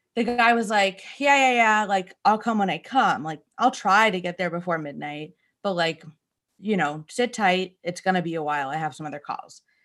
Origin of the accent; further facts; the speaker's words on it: Northeast, United States; we grew up here in the Northeast